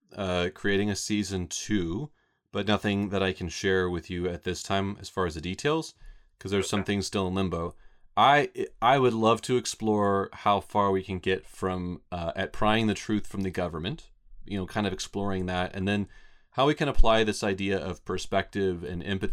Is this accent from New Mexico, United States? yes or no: yes; Roswell, New Mexico, United States; Scott and I grew up here in Roswell